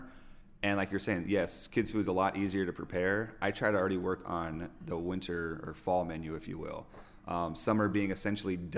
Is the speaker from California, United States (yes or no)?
yes; Orange County, California, United States; moved away as an adult; also born or lived in Idyllwild / Indian Wells; now in Coachella Valley desert, United States; I'm originally from Orange County